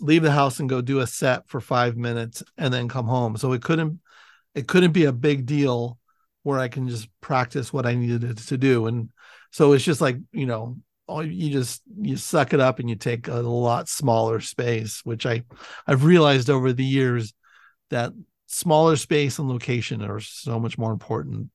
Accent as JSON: {"language": "English", "town": "Millbrae", "region": "California", "country": "United States", "tie": "born or raised there", "said": "me growing up in Millbrae, I grew up near Candle"}